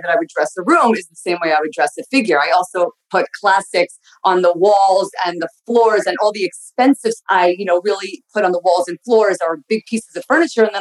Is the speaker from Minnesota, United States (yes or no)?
no; Long Island, New York, United States; moved away as an adult; now in Boca Raton, United States; I grew up in Long Island and and the city, depending which time of my life. I moved into the city at 18. I was there for 10 years and then moved to Boca in 2009.